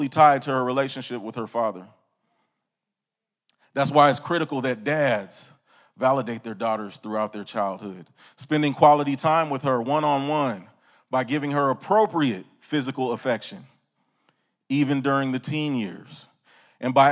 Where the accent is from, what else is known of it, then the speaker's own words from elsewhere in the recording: California, United States; I'm from California, the Golden State, sunshine